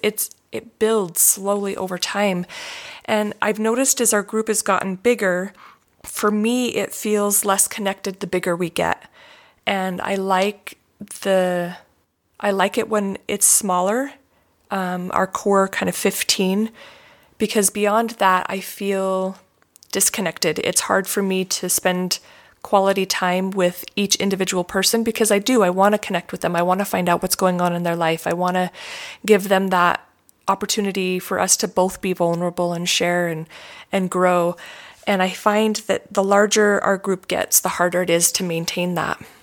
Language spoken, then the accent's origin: English; Utah, United States; as a child growing up in Utah